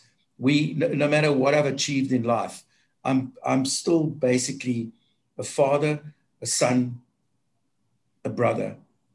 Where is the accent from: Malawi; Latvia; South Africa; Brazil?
South Africa; as a South African